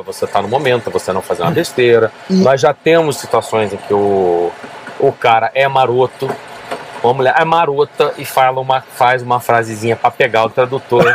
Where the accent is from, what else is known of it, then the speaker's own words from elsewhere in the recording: Curitiba, Paraná, Brazil; moved away; also born or lived in Netherlands; Eu sou de Curitiba